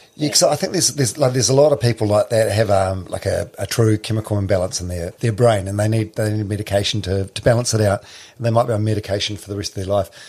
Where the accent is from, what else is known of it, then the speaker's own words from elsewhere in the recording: New Zealand; I'm from I'm from Palmerston which is landlocked like Hamilton.